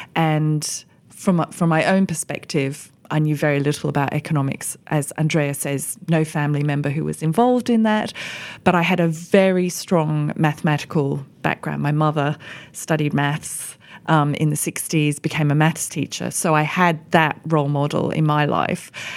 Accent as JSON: {"language": "English", "country": "Australia", "tie": "born or raised there", "moved": "as an adult", "lives_now": "United Kingdom", "said": "I've built my career as an economist here in the U K, but I grew up in Australia."}